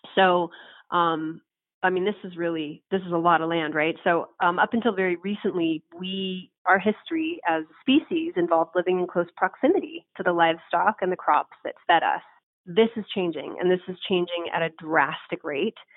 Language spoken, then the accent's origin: English; San Francisco, California, United States; San Francisco, my hometown city